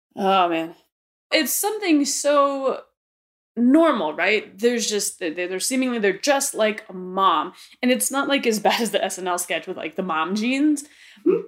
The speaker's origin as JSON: {"language": "English", "region": "Arizona", "country": "United States", "tie": "born or raised there", "said": "Growing up um, here in Arizona, I was raised in the Catholicism faith"}